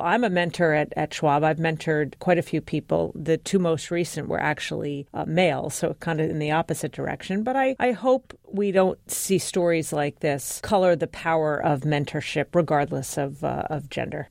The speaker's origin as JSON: {"language": "English", "town": "New York City", "region": "New York", "country": "United States", "tie": "born or raised there", "said": "I was born in Brooklyn. My parents were born and raised in Brooklyn"}